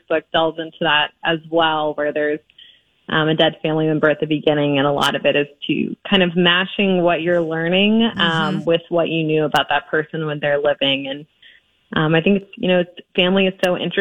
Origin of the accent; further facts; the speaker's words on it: Georgia, United States; moved away as an adult; now in Hoboken, United States; I grew up in Georgia. So my first book is set in Georgia where I grew up. I went to University of Georgia.